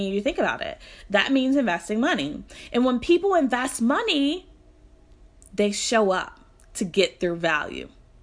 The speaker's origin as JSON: {"language": "English", "town": "Louisville", "region": "Kentucky", "country": "United States", "tie": "born or raised there", "said": "Louisville, Kentucky, which is my hometown."}